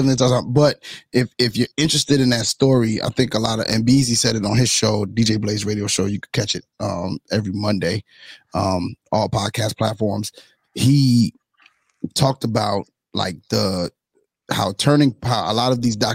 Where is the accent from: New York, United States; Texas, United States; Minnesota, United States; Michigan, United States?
New York, United States; my New York brethren